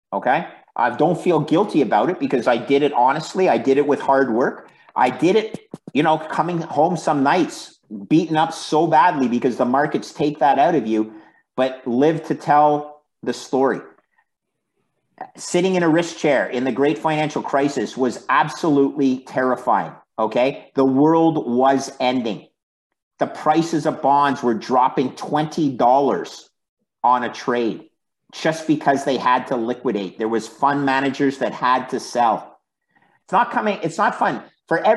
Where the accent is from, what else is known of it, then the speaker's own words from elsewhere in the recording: Canada; we're Canadian